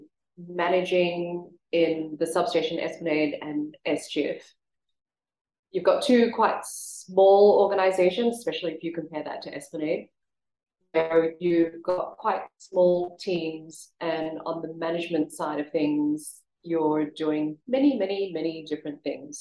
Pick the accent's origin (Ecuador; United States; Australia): Australia; moved away as an adult; now in Singapore; I was born and raised in Australia and moved to Singapore in 1998.